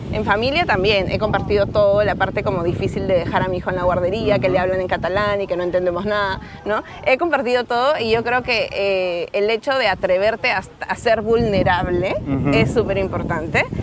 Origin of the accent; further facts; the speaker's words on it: Peru; accent: Peruvian; moved away as an adult; also born or lived in Lima; now in Barcelona, Spain; soy peruana, por si aún no sienten mi acento